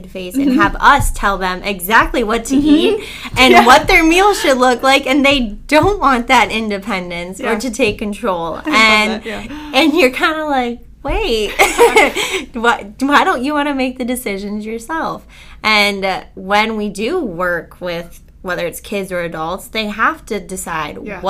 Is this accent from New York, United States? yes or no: no; Cleveland, Ohio, United States; in my high school, I'm from Cleveland, and there's a company called Mally's there